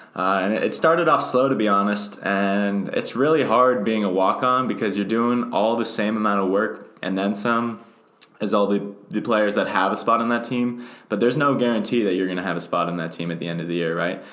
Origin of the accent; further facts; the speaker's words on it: State College, Pennsylvania, United States; I'm actually from State College. I've lived here my entire life